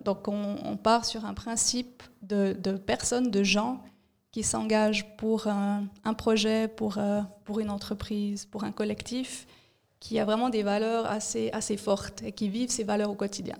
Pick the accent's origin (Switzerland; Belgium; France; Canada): Switzerland; Fribourg; moved away as an adult; also born or lived in Bern / Zurich; fribourgeoise, j'ai grandi à Fribourg